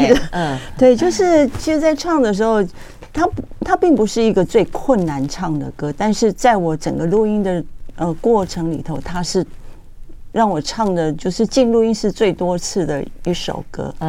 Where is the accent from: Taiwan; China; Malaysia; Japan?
Taiwan; first language Taiwanese Hokkien; 因为台语是我的母语嘛。嗯，我也写了这么多的台语歌曲